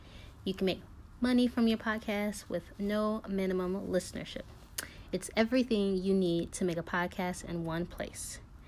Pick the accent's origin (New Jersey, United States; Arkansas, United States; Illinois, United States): Illinois, United States; Chicago; moved away as an adult; now in New York City, United States; I'm from Chicago. I live in New York City. I moved to New York City to get my master's in publishing, and I've been here ever since. Didn't think I would be here that long, but I've been here 6 years